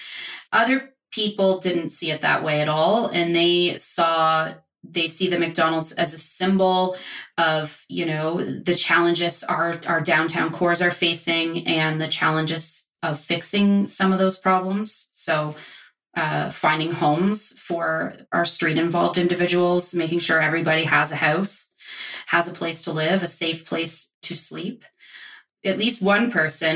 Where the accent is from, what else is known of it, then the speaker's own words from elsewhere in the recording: Nova Scotia, Canada; now in Toronto, Canada; I grew up in Nova Scotia